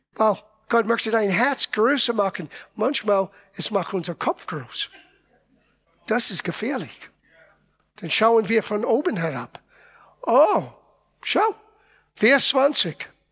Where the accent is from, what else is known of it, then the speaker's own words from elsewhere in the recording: Italy; moved away; Ich bin Italiener